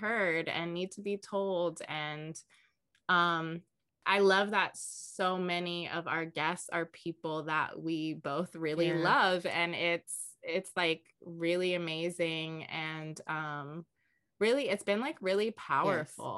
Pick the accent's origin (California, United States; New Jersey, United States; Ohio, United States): California, United States; Los Angeles; also born or lived in Ethiopia; I also was born in LA and I've most of my life lived